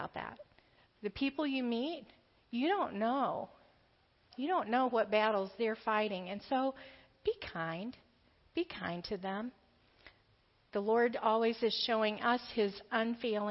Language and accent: English; the South, United States; now in Grand Rapids, United States; I grew up in the South.